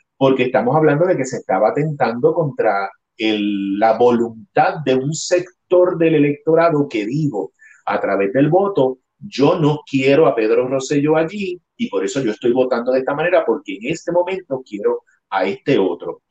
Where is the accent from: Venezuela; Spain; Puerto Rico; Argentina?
Puerto Rico; moved away; mi identidad como puertorriqueño